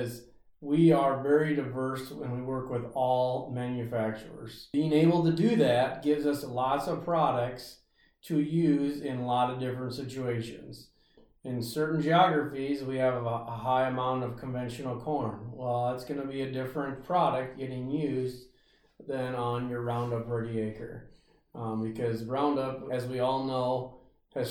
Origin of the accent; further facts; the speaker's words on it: Ringsted, Iowa, United States; also born or lived in Brookings, South Dakota / Rake, Iowa; I grew up around Ringsted, Iowa